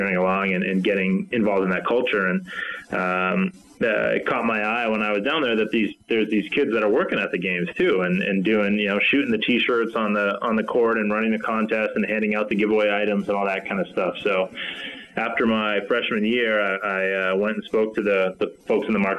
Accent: New Hampshire, United States; I grew up in New England and in New Hampshire

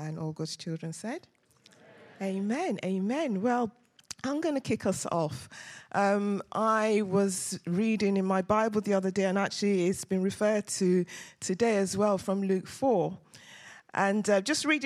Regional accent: Nigeria; now in London, United Kingdom; we're Nigerians

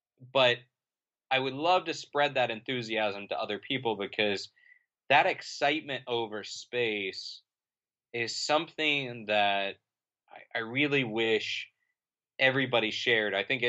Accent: Florida, United States; I grew up in Central Florida

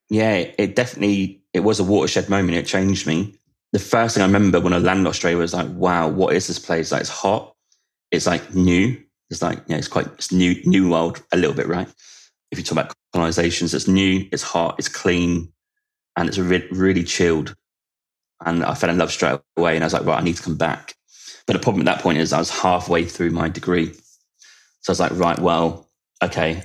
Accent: United Kingdom; in UK it's called sixth form

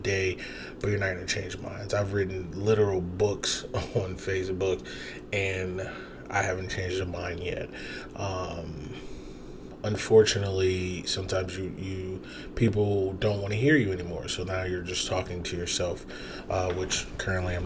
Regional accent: Toledo, Ohio, United States; I'm from Toledo

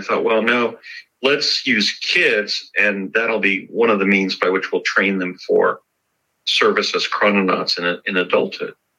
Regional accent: Morris Plains, New Jersey, United States; moved away; also born or lived in Chatsworth, California; I had been born in Morristown, New Jersey, and I was growing up in Morris Plains

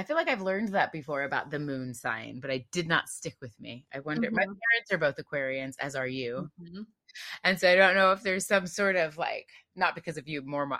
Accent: United States; now in Bay Area, United States; I am suburban. I am suburban American.

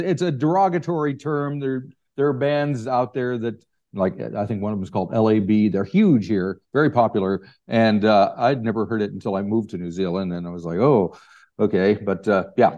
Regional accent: United States; accent: American; despite my American accent

